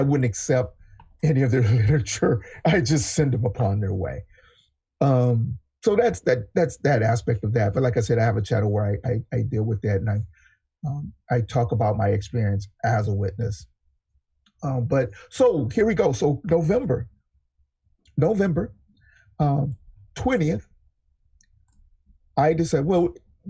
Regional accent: California, United States; also born or lived in Texas; I'm a Californian, born in Texas, been in California since I was seven, so I'm just a Californian

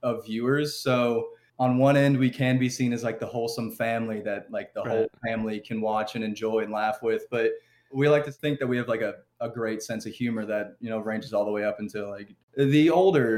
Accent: Louisville, Kentucky, United States; We're from Louisville, Kentucky

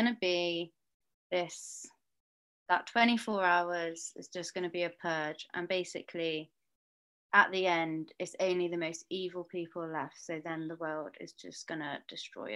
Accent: Perth, Western Australia, Australia; moved away; I'm from Perth, Australia

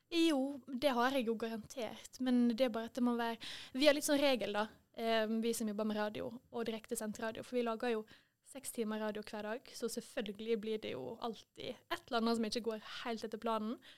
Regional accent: Måløy, Vestland, Norway; also born or lived in Deknepollen; now in Førde, Norway; hjemme i Måløy. Og det savner jeg jo litt i Førde.

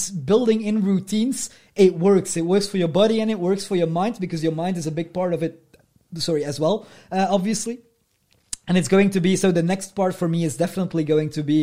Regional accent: Ostend, Flanders, Belgium; I come from Ostend, and in Ostend, which is a coastal city in Belgium

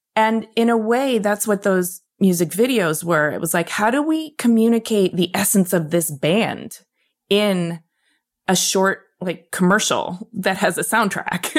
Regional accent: Michigan, United States; moved away as an adult; also born or lived in New York City; I came from Michigan

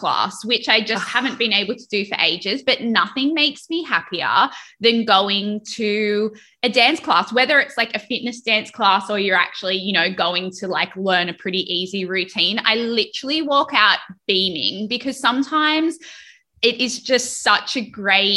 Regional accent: Australia; now in United States; growing up in Australia

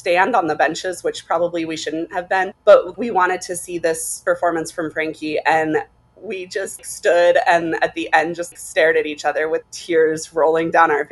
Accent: Boise, Idaho, United States; moved away; also born or lived in Laramie, Wyoming; Born in Laramie, Wyoming, and we moved to Idaho before I was cognizant, probably when I was one

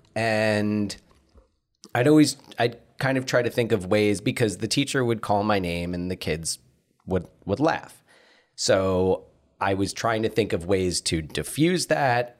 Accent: New Jersey, United States; moved away; also born or lived in Pacific Northwest; We're Pacific Northwesterners from New Jersey

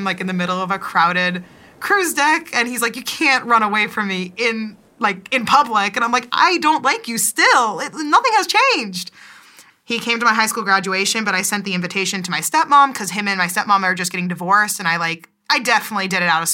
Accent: Missoula, Montana, United States; moved away as an adult; now in Seville, Spain; I grew up in Missoula, Montana

